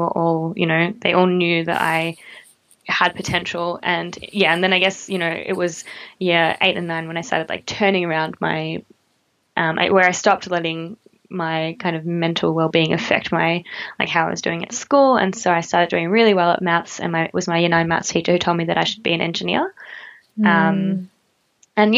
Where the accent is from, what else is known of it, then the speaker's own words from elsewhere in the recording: Melbourne, Victoria, Australia; I was born in an eastern suburb in Melbourne to two really loving parents.